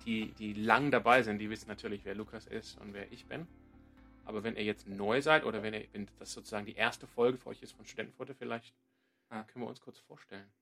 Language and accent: German; Sydney, New South Wales, Australia; German is a second language; now in Freiburg, Germany; Ich komme ursprünglich aus Sydney in Australien